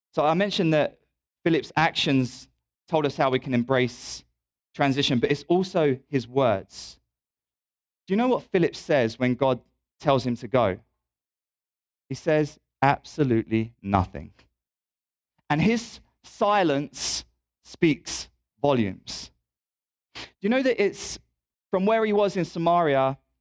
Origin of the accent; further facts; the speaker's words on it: England, United Kingdom; moved away as an adult; now in Louisville, United States; I'm also British